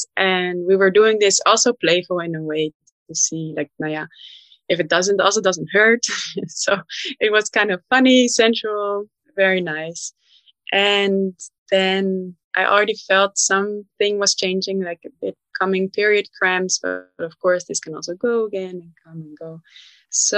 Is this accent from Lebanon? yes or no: no; Netherlands; moved away as an adult; now in Berlin, Germany; I'm from the Netherlands and we have a strong home birth culture